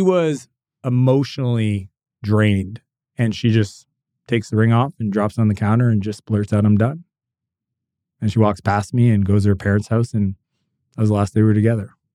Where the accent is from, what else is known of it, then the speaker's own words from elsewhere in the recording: Canada; I'm Canadian